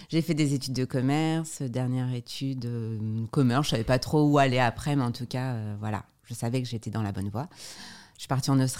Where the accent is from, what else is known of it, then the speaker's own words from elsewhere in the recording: Normandy, France; Je suis normande, j'habite à côté de Caen, dans un petit village qui s'appelle luxe sur mer